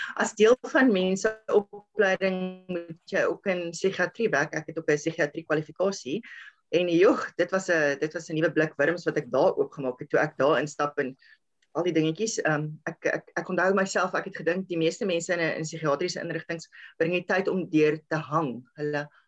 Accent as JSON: {"language": "Afrikaans", "country": "South Africa", "tie": "born or raised there", "said": "ek het in Helstrom groot geword"}